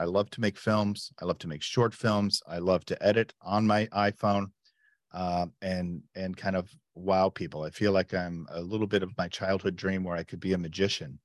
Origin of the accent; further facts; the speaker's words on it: United States; moved away as an adult; also born or lived in Chicago; now in Berlin, Germany; I'm an American, uh, but a full time resident